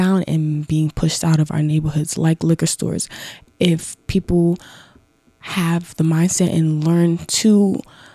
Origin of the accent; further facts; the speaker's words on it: Mount Vernon, New York, United States; I'm from Mount Vernon